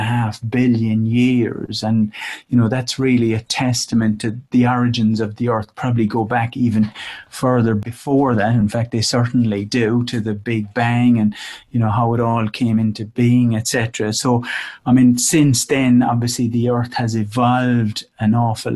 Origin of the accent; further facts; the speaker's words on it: Cork, Munster, Ireland; accent: Irish; moved away; also born or lived in Dublin; I was, in Ireland, quite a long time ago now.